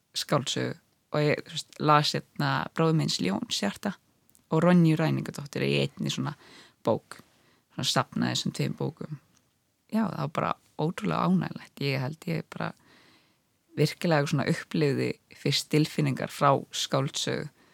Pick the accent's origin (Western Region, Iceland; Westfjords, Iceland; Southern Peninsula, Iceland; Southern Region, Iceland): Westfjords, Iceland; Ísafjörður; now in Reykjavík, Iceland; ég kallaði mig sjálf um stundum Ísfyrring að ég sé þaðan